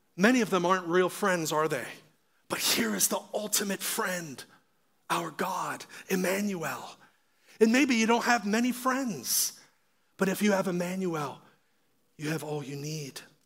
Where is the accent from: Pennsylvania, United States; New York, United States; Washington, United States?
Pennsylvania, United States; Pittsburgh; I'm from Pittsburgh, where Franco Harris had the Immaculate Reception.